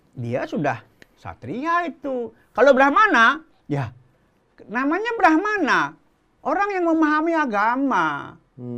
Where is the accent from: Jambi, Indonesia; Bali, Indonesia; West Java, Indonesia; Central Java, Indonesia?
Bali, Indonesia; moved away; also born or lived in Klungkung; saya asli Bali